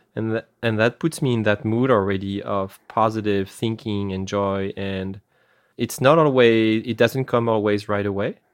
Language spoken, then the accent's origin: English; France; accent: French; English is a second language; moved away; I have an accent because I come from France. I'm originally from France